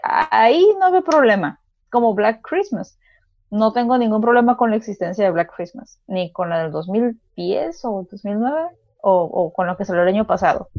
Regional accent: Mexico; sí somos mexicanos

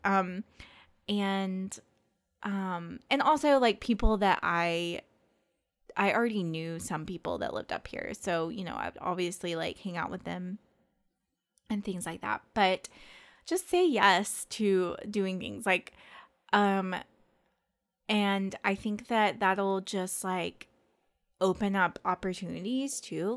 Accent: Hot Springs, Arkansas, United States; moved away as an adult; now in Northwest Arkansas, United States; we are from Hot Springs, um, which is a town in central Arkansas.

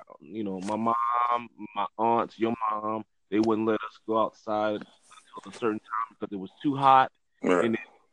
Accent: Holly Hill, South Carolina, United States; We grew up together, but and like you said, from a small town called Hollow Hill, South Carolina, in between Orangeburg and Charleston. Grew up in Hollow Hill

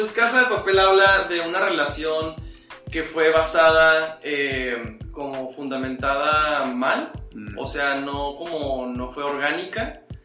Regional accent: Monterrey, Nuevo León, Mexico; also born or lived in Morelia; nací en Morelia y crecí en una casa, digo, mis papás son de Morelia. Pero sí, siempre, o sea, desde muy niño estuve aquí en Monterrey, desde primaria, entonces ya soy regio.

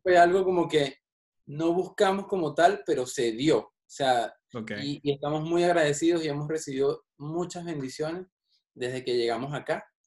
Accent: Caracas, Capital District, Venezuela; moved away; Yo soy de Caracas, de la capital de Venezuela.

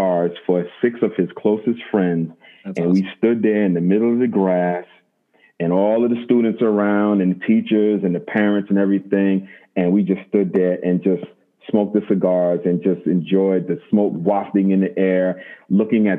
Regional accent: United States; I'm American

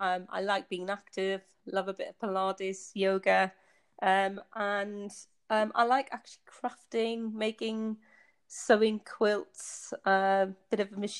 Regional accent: Tynemouth, North East England, United Kingdom; moved away as an adult; also born or lived in United States / Bedfordshire, England; now in Basel, Switzerland; you can maybe able to tell from my accent. I was born in the northeast of England. I grew up in a seaside town called Tynemouth, quite a built up in the Victorian times, so it's got quite a lot of history to it.

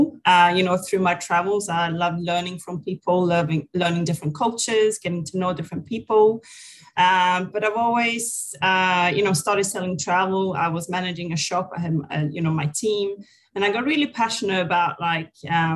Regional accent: Sweden; moved away as an adult; also born or lived in New Zealand; now in Phuket, Thailand; I was born in Sweden many moons ago. And I grew up there to a single mother living with my sister and my mom

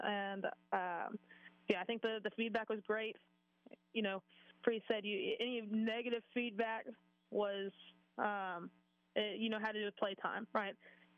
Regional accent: Florida, United States; I'm coming from Florida. Florida and LSU cannot seem to have a normal game whatsoever.

